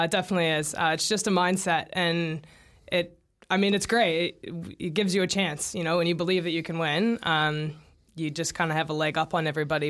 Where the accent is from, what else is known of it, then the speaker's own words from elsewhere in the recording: St. Louis, Missouri, United States; moved away as an adult; now in New Zealand; he's from my hometown